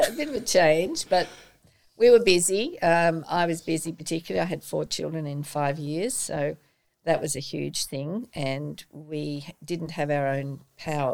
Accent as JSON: {"language": "English", "town": "Sydney", "region": "New South Wales", "country": "Australia", "tie": "born or raised there", "also_born_or_lived": "England", "lives_now": "Port Macquarie, Australia", "said": "I was born in Sydney, and when I was about 18, I decided to travel overseas"}